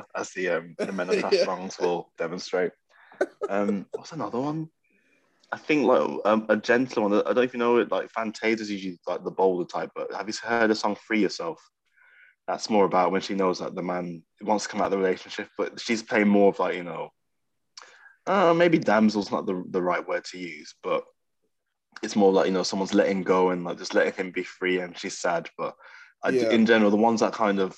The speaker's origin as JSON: {"language": "English", "town": "Birmingham", "region": "West Midlands", "country": "United Kingdom", "tie": "born or raised there", "moved": "as an adult", "lives_now": "North East England, United Kingdom", "said": "I'm just feeling very cut off from my hometown"}